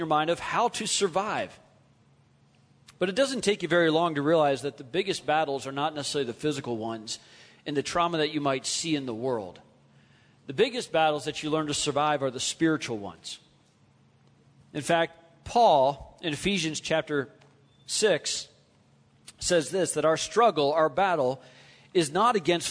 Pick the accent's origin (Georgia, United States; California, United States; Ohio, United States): California, United States; Southern; moved away as an adult; also born or lived in Kentucky / Tennessee; we grew up in Southern California, where you have these things called earthquakes